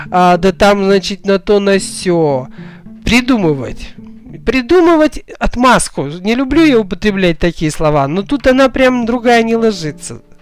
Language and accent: Russian; Kazakhstan; now in Russia; я была, приехала из Казахстана, понаехавшая, так сказать, это было очень давно